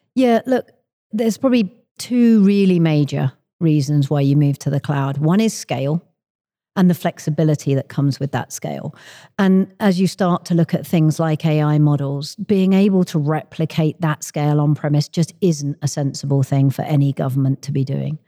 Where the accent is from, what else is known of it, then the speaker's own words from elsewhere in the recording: London, United Kingdom; moved away as an adult; now in Redmond, United States; I am originally from the U K. I grew up in London, but four years ago, I moved out to Microsoft's headquarters in Redmond, uh, in Washington State